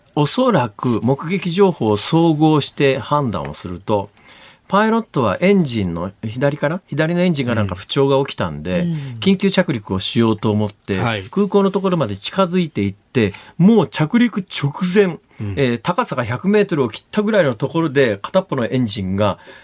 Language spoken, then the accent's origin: Japanese; Kansai, Japan; 私は関西から来てますから